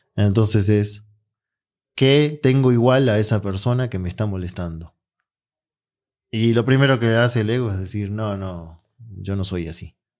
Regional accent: Argentina; moved away; yo vengo de Argentina

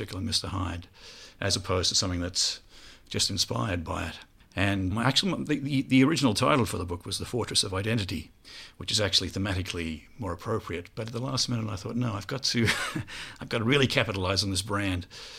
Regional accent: Australia; moved away as an adult; also born or lived in Melbourne; now in Edinburgh, United Kingdom; I'm from Australia, and I now live in Edinburgh.

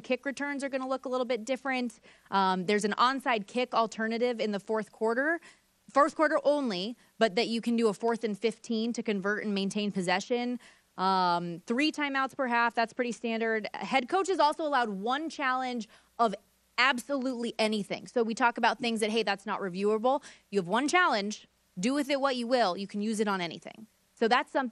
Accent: Las Vegas, Nevada, United States; Vegas, for example, and I mean, nothing against my hometown

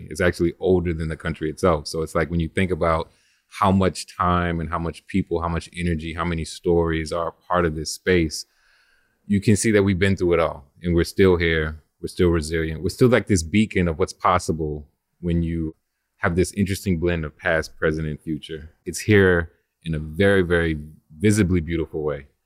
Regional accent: New Orleans, Louisiana, United States; also born or lived in Oceanside, California; My mom and all her families from New Orleans, so this was always home but I was born in California, Oceanside, California. I lived there up to like six months.

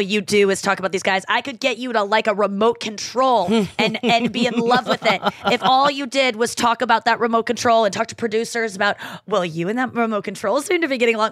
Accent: St. Louis, Missouri, United States; moved away as an adult; I live in Saint Louis. Like, I moved back to my hometown during the pandemic and I've just stayed here

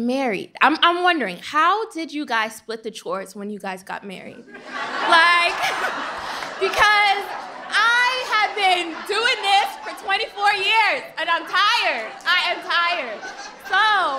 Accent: New York City, New York, United States; I'm from Queens.

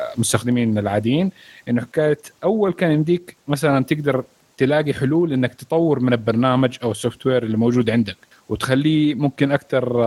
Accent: Saudi Arabia; عندنا في السعوديه

